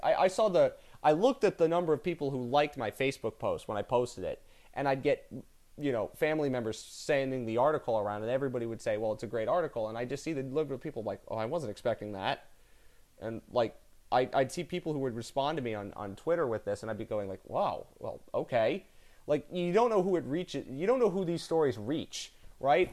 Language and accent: English; New Jersey, United States; I'm from the part of New Jersey that's outside of Philadelphia